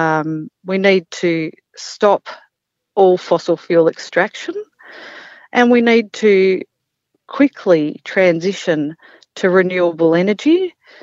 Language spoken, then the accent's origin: English; Mornington Peninsula, Victoria, Australia; moved away as an adult; now in Gunbower, Australia; I grew up on the Mornington Peninsula, and in my early 20s, I moved up here